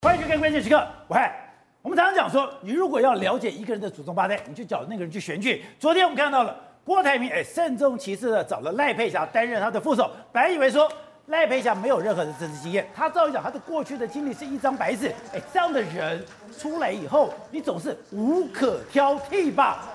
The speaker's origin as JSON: {"language": "Chinese", "region": "Taipei", "country": "Taiwan", "tie": "born or raised there", "said": "我小时候在通化街夜市长大"}